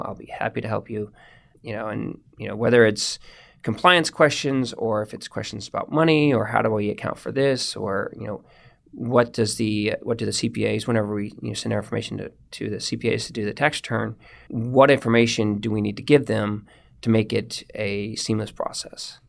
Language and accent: English; The Woodlands, Texas, United States; I grew up in the woodlands, um, in a little bit north of Houston. Um, lived there for eighteen years